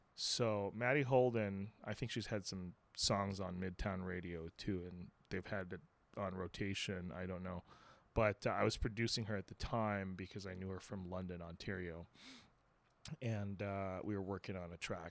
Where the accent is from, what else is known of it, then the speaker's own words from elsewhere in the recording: Philippines; moved away as an adult; also born or lived in Santa Clarita, California / Los Angeles; now in United States; I was born in the Philippines, and then I, uh, I, I was, uh, going back and forth for a little bit in my teenage years